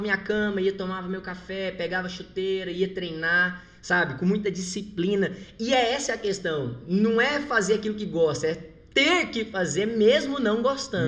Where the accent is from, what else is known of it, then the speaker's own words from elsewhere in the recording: Goiás, Brazil; moved away; also born or lived in Rio de Janeiro; eu sou de Goiás